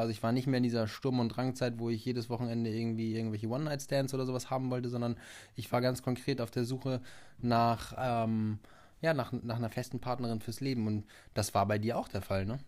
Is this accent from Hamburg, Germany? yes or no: yes; Hamburg area, Germany; wir kommen ja aus dem Umkreis von Hamburg